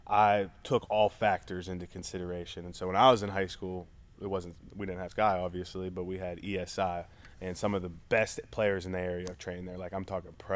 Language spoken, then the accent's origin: English; Pittsburgh, Pennsylvania, United States; I'm from Pittsburgh